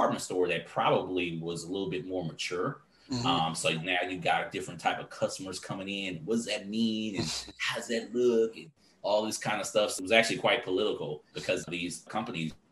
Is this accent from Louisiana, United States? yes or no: no; Houston, Texas, United States; also born or lived in Dallas; I'm from Houston